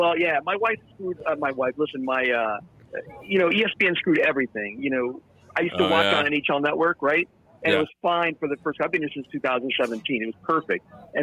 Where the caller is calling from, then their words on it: Okinawa, Japan; Okinawa? Okinawa, Japan, bro.